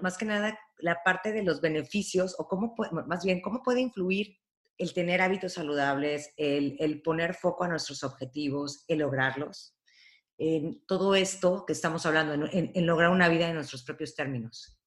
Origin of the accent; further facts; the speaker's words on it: Veracruz, Mexico; yo crecí en Veracruz y me he quedado en Veracruz